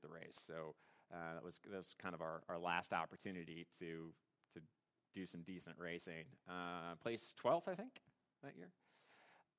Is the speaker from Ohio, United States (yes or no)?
yes; Hiram, Ohio, United States; I grew up in Hiram, Ohio